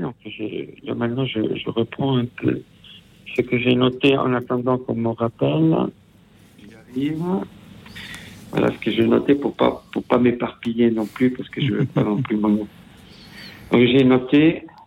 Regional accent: Italy; first language Italian; French is a second language; ma langue maternelle, qui est l'italien, parce que je suis italien

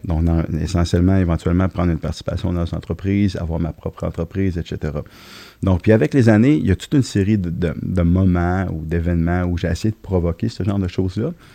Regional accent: Lévis, Quebec, Canada; also born or lived in Trois-Rivières; Lévis, Saint-Jacques-Chrysostome, pour être plus précis

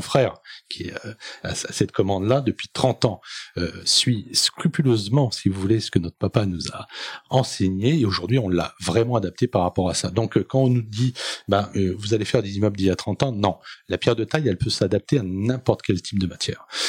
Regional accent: Seine-Saint-Denis, Île-de-France, France; je suis issu de, de, de Seine-Saint-Denis, bien évidemment, d'une famille euh, qui est partie de Bervilliers

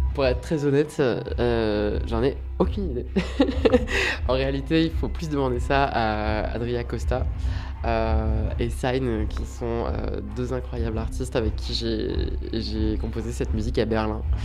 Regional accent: Rouen, Normandy, France; je viens de Rouen

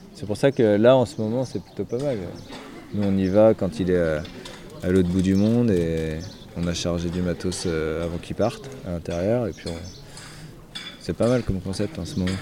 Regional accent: Brittany, France; on avait gardé une petite maison en Bretagne, euh, là où j'ai grandi

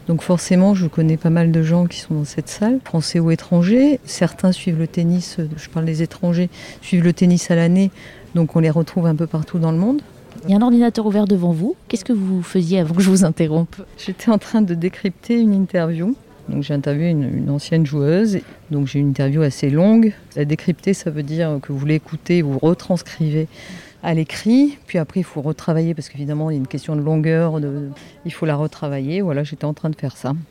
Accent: France; Alors parfois, on a quand même le soleil dans les ordinateurs, parce qu'on est français, on aime bien râler.

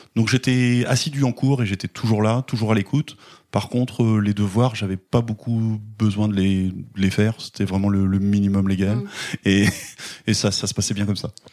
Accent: Caen, Normandy, France; now in Granville, France; je suis né à Caen, euh, pas très loin d'ici, euh, donc en, Normandie. je suis originaire de, Caen

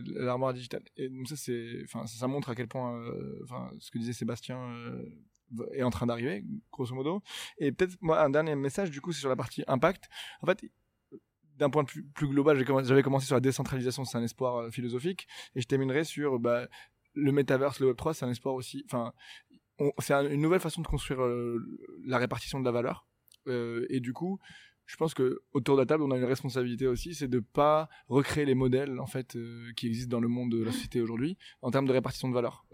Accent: Morocco; je viens du Maroc

